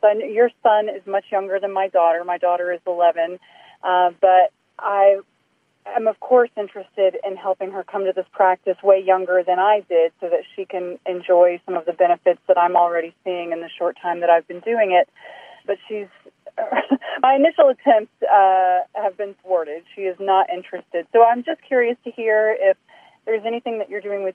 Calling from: Augusta, Georgia, United States; I'm calling from Augusta, Georgia

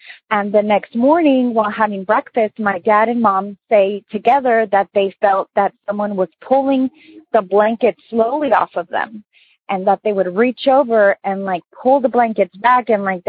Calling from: San Diego, California, United States; I'm calling from San Diego.

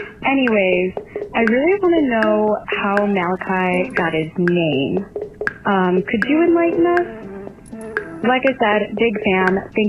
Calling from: Chicago, Illinois, United States; I'm calling from Chicago.

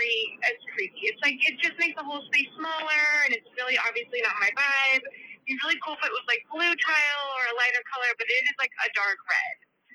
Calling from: Central Valley of California, United States; I'm calling from the Central Valley of California.

